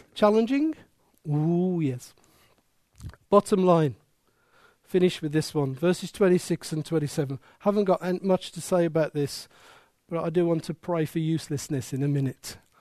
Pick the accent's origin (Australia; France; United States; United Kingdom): United Kingdom; Wolverhampton, West Midlands; I was born there. I am proud of it. It is my accent